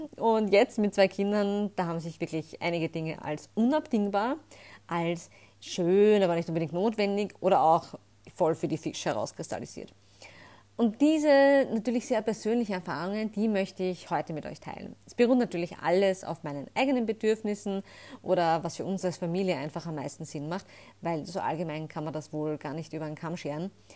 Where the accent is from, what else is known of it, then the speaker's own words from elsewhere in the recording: Austria; bei uns in Österreich